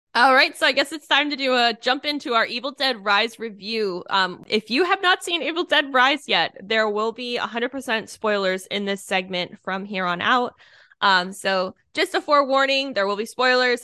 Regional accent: Northeast, United States; now in Florida, United States; growing up in the Northeast, we did hayrides all the time

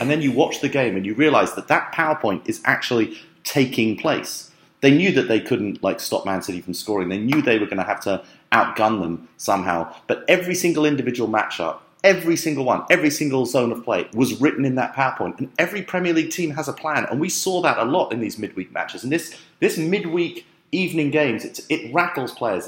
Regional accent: London, United Kingdom; I grew up in London

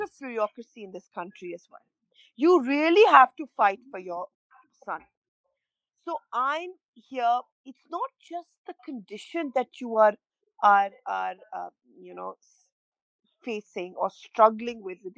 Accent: Pakistan; moved away as an adult; now in London, United Kingdom; We are Pakistani passport holders

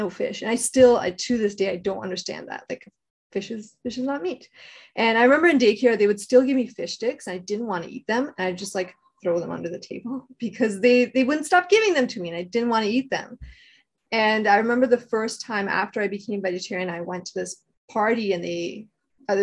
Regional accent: Toronto, Ontario, Canada; I grew up in Scarborough and in like a really multicultural area.

